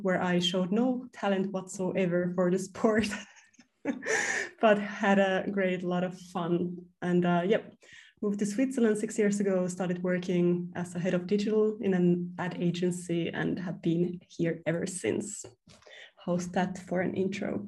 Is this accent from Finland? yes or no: yes; Finland; I have two apartments now in my hometown in Finland